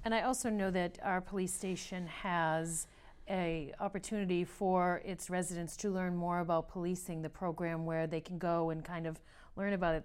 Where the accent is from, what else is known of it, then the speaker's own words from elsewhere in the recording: Tewksbury, Massachusetts, United States; I'm from Tewksbury